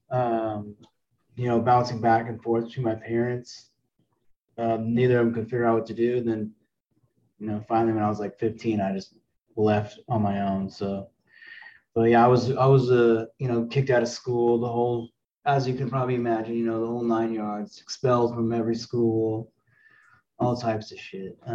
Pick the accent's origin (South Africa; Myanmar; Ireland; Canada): Canada; I mean I grew up in Canada, so I mean smoking weed is it's not even a thing, you know.